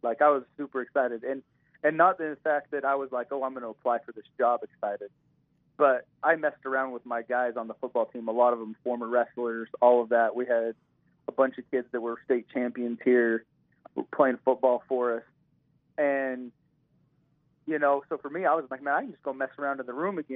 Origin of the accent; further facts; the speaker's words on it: Utah, United States; he's from Utah and I'm from Utah